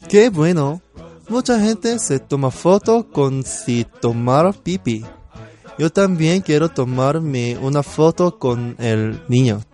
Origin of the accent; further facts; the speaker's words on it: South Korea; Spanish is a second language; soy coreano